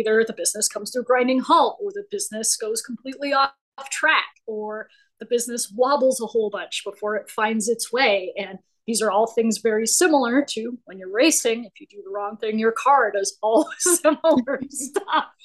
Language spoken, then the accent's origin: English; Colorado, United States; native of Colorado.